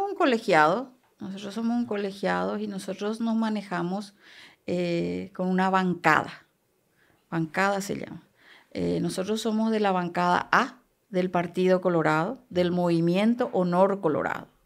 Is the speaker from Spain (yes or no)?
no; Canindeyú, Paraguay; esté una canindeyuense, porque yo soy de Canindeyu.